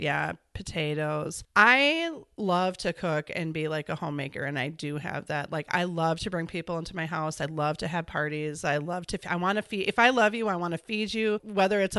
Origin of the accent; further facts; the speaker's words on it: Edina, Minnesota, United States; also born or lived in Wisconsin; I am from Minneapolis, actually, a suburb called Edina